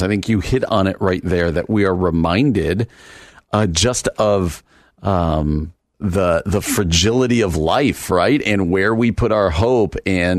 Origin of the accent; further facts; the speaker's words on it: New York City, New York, United States; Where I grew up or out in New York City, they're having like tornado warnings in New York City.